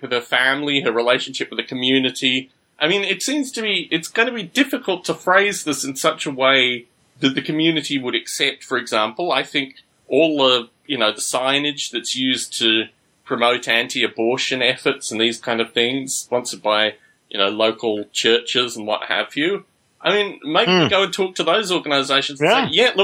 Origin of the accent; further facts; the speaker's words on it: Australia; moved away; I was growing up in Australia